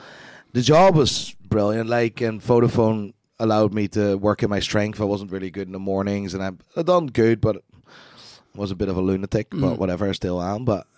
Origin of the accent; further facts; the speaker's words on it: Amsterdam, North Holland, Netherlands; English is a second language; now in Belfast, United Kingdom; Born and raised in Amsterdam.